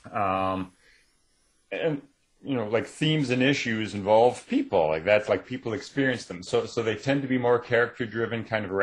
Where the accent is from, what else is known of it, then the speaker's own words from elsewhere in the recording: Canada; I think Canada on the world kind of gets ignored a lot, which means that I can just sort of be quietly back here writing